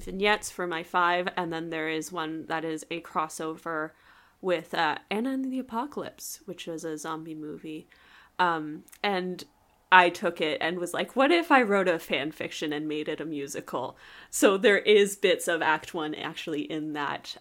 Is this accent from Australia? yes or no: no; Canada; I am Canadian